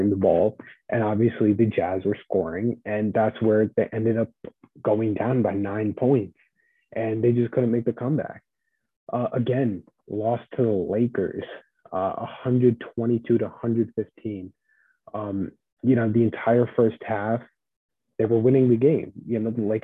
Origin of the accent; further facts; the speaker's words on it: New Jersey, United States; I'm also from New Jersey